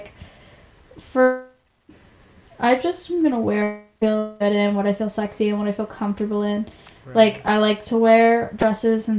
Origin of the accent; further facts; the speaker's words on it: Maine, United States; now in San Diego, United States; I'm from Maine